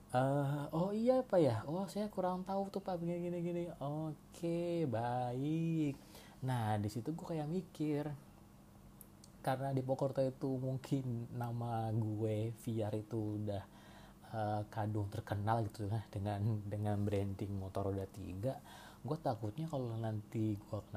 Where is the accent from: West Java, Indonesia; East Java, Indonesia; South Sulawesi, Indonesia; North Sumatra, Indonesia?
West Java, Indonesia; Cirebon; now in Jakarta, Indonesia; gue asli dari Cirebon dan harusnya sih sekarang gue stay di Jakarta karena kan kerjaan gue di Jakarta juga cuma sekarang gue lagi ada di rumah di rumah gue Cirebon